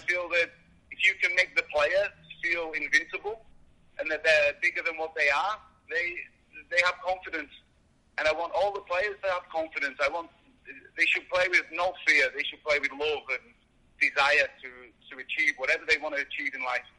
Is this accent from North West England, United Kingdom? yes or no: yes; Workington, North West England, United Kingdom; moved away as an adult; now in United States; I'm from a small town in England, in the northwest of England, called Workington.